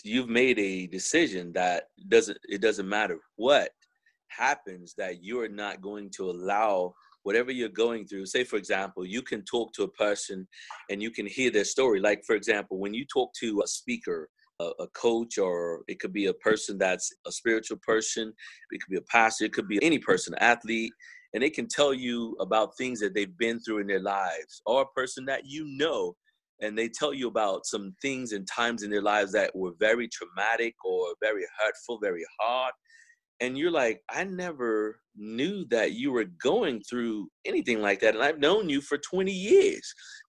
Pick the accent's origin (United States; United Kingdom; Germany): United States; Texas; I am from Texas, but most of my associates and friends and acquaintances are all from other places around the world.